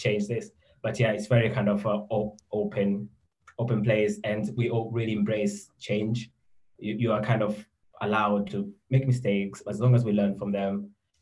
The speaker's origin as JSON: {"language": "English", "country": "Tanzania", "tie": "born or raised there", "moved": "as an adult", "lives_now": "United Kingdom", "said": "I'm originally from Tanzania, so I think I went to school there, and I had an opportunity to come to university in the UK."}